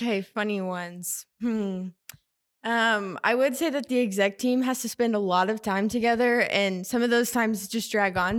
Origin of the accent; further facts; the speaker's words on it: Edmond, Oklahoma, United States; I'm from Edmond, Oklahoma